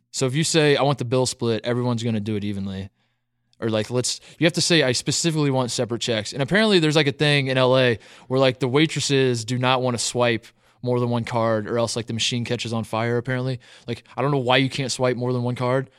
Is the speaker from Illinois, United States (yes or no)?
no; Indiana, United States; I grew up in Indiana.